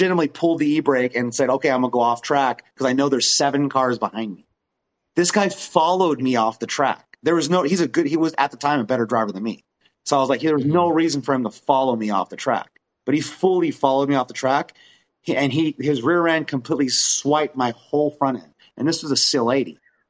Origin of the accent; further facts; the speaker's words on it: New Zealand; moved away; when I grew up in New Zealand.